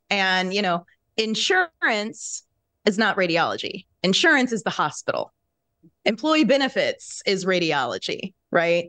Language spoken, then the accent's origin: English; Kansas, United States; moved away as an adult; now in Chicago, United States; I had moved to Chicago from my home state of Kansas